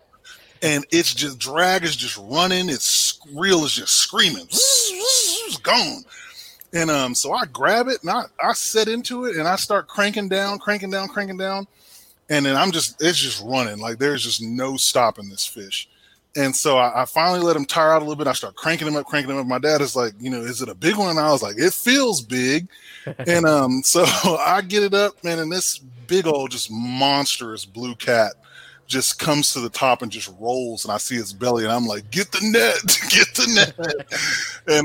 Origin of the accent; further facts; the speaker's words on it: Temple, Texas, United States; I'm from Temple, Texas originally. So, you know, grew up fishing the Leon River and, you know, Belton Lake